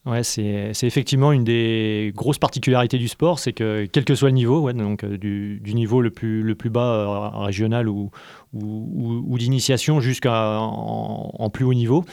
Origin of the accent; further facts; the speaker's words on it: Paris region, Île-de-France, France; moved away as an adult; now in Montpellier, France; je suis originaire de région parisienne.